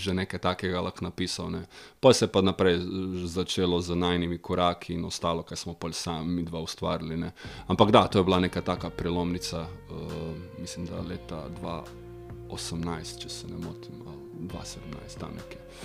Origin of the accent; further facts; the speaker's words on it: Vinica, White Carniola, Slovenia; Zmeraj smo rekli, smo iz Vinice, smo iz Bele krajine.